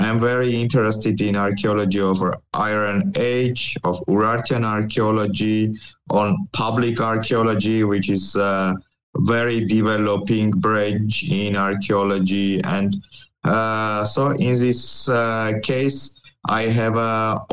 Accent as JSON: {"language": "English", "region": "Yerevan", "country": "Armenia", "tie": "born or raised there", "said": "I was born in Yerevan, in the capital"}